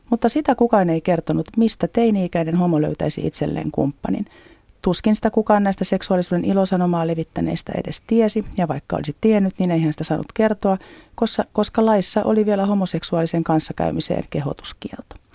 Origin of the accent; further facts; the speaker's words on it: northern Finland, Finland; Olen kotoisin pohjoisesta pieneltä paikkakunnalta, eikä homoista puhuttu lapsuudessani eikä nuoruudessani.